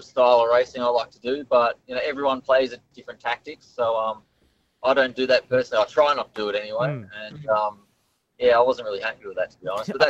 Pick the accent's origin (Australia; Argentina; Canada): Australia; Melbourne, Victoria; I'm from Melbourne.